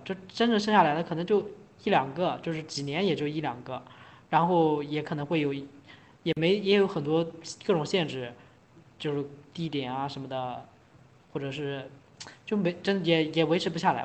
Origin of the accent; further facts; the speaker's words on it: China; 我们整个中国人